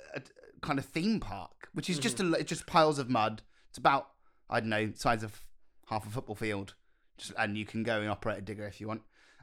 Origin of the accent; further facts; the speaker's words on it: United Kingdom; accent: RP; It's a great city, but they didn't like my posh RP accent at all.